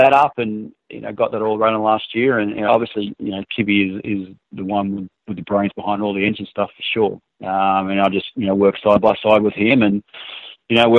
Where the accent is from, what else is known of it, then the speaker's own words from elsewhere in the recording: Newcastle, New South Wales, Australia; moved away as an adult; now in United States; him and I grew up in Newcastle together